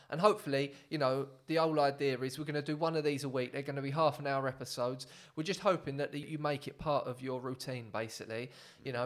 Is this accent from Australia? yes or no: no; England, United Kingdom; I'm very much English